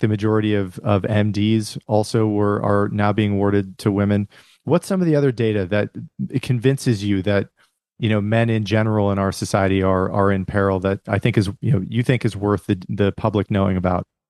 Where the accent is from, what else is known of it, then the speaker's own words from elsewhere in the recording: Rust Belt, United States; from my hometown where I come from and, and kind of the Rust Belt